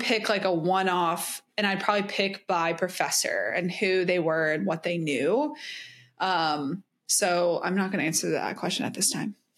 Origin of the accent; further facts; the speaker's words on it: the South, United States; I'm from the South